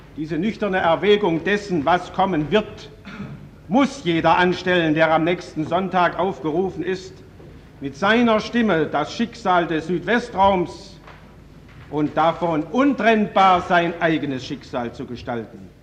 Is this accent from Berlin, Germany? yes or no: no; Baden-Württemberg, Germany; also born or lived in Karlsruhe; als Badener, der nach wie vor in Karlsruhe seinen Wohnsitz hat